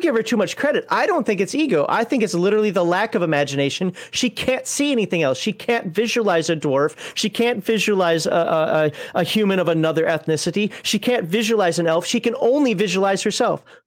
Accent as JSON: {"language": "English", "region": "Minnesota", "country": "United States", "said": "I'm from Minnesota"}